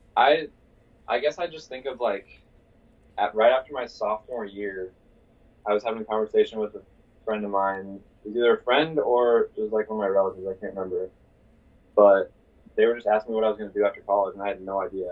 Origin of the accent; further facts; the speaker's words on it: Iowa City, Iowa, United States; I'm from Iowa City originally, and then I decided to go to school here at Iowa.